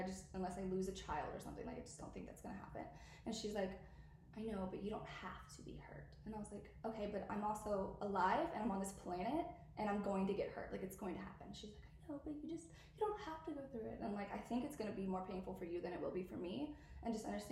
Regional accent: the South, United States; I'm from the South, and I've been raised

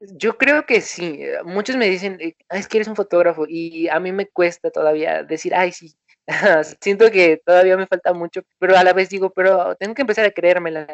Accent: Morelos, Mexico; yo soy de Morelos, de México. Es una ciudad mm, más o menos grande, pero en realidad es bastante bonita. No es un pueblo, pero tampoco es una ciudad muy urbana, llena de edificios. Eh, y aquí me tocó nacer

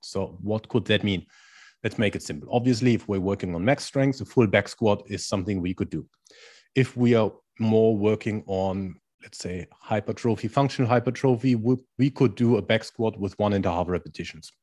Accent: Germany; accent: German; English is a second language; moved away as an adult; also born or lived in India / Spain / China; now in Netherlands; I'm originally from Germany, which is probably easy to hear from my accent

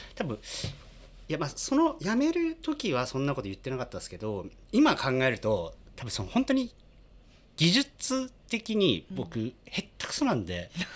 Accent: Yamagata, Japan; moved away as an adult; also born or lived in Tokyo; 地元の山形の高校の同級生です

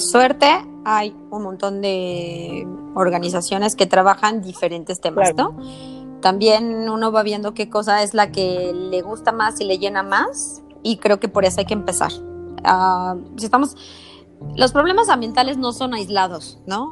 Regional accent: Mexico City, Mexico; soy chilanga

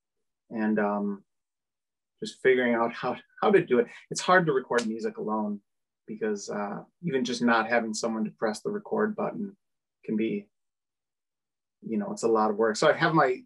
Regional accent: Oshkosh, Wisconsin, United States; moved away as an adult; now in Milwaukee, United States; I'm from Oshkosh

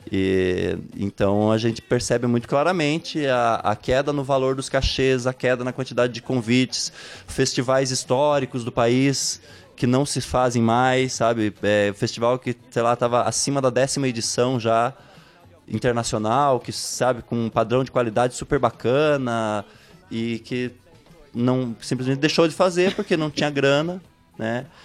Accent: Ponta Grossa, Paraná, Brazil; also born or lived in Jacutinga; Mas eu só nasci lá e vim com um mês de vida para Ponta Grossa.

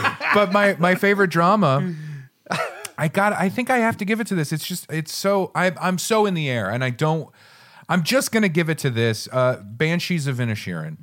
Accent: southern Maine, United States; I am from Maine

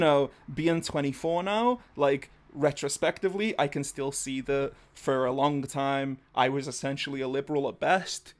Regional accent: England, United Kingdom; I'm one of the white English.

